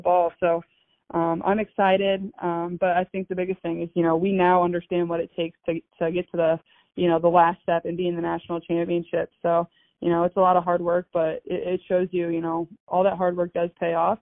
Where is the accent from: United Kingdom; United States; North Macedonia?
United States; Des Moines, Iowa; I grew up in Des Moines